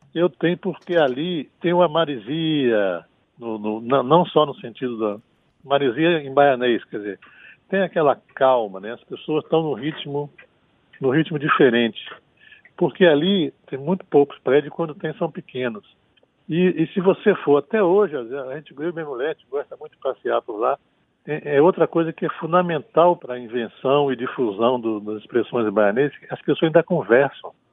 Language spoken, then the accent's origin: Portuguese; interior of Rio de Janeiro state, Brazil; now in Bahia, Brazil; eu não sou baiano, eu virei baiano. Nasci no interior do estado do Rio de Janeiro